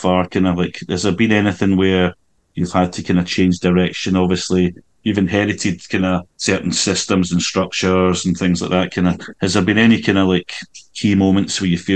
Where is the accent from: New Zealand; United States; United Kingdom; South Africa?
United Kingdom; Glasgow, Scotland; where I grew up in Glasgow